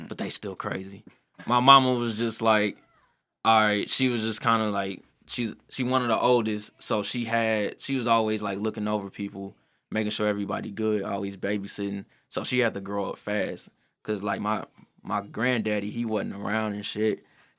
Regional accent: University City, Missouri, United States; Man, from U City, USA. Like, I grew up on Partridge and Canton.

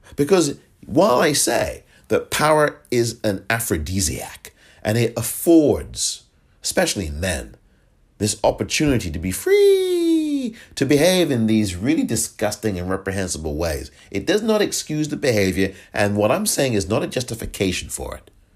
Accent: England, United Kingdom; now in United States; I was born in England

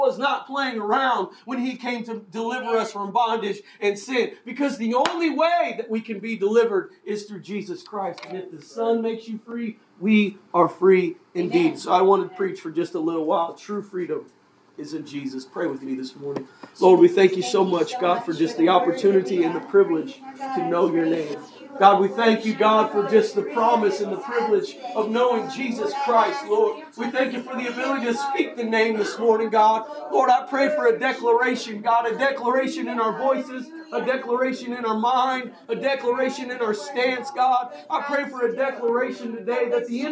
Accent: United States

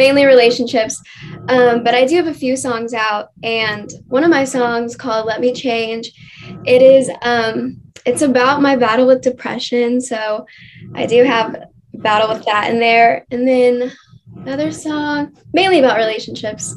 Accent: Oklahoma, United States; I'm from Oklahoma. I've been here pretty much my entire life

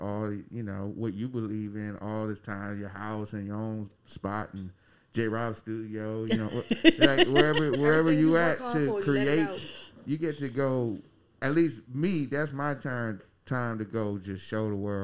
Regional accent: Takoma Park, Maryland, United States; growing up, I think here, like right up, I was like uptown and Tacoma Park, Maryland

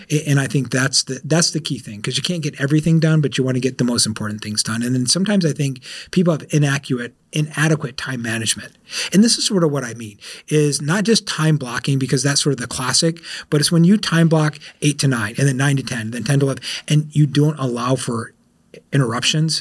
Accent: South Florida, United States; I'm from South Florida

